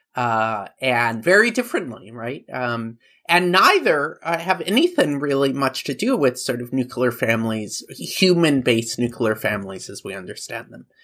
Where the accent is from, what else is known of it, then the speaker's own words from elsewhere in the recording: Oregon, United States; I was growing up in Oregon